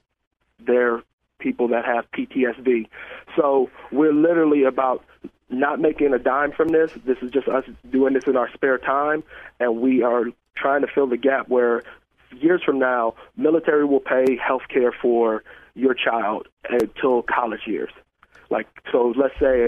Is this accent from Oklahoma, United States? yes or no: no; Richmond, California, United States; moved away; I'm originally from California